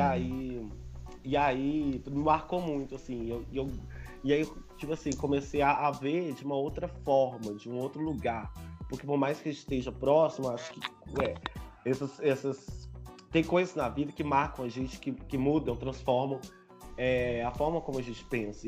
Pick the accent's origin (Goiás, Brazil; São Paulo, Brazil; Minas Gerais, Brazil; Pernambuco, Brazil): Minas Gerais, Brazil; Belo Horizonte; tenho 28 anos, sou daqui de Belo Horizonte